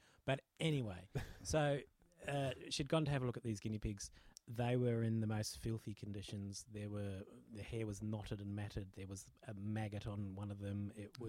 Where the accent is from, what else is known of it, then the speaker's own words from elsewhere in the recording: New Zealand; moved away; I grew up in New Zealand.